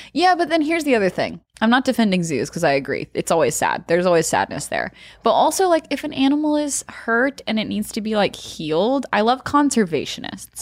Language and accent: English; Arkansas, United States; growing up in Arkansas